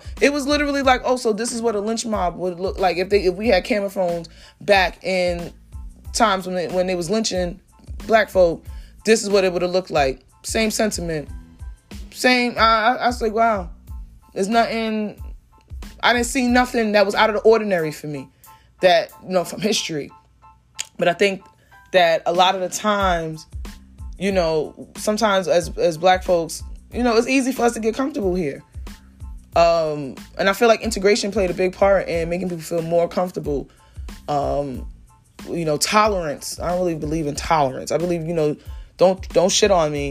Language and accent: English; New York City, New York, United States; I'm from Brooklyn, straight cheese. I went to school in Harlem. I went to school uptown. Like, my whole life is here